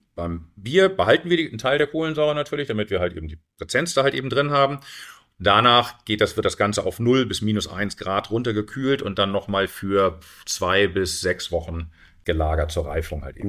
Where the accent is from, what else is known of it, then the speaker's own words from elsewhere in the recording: Hamburg, Germany; moved away as an adult; also born or lived in Caribbean / South America / United States; in meine Heimatstadt zurückzukommen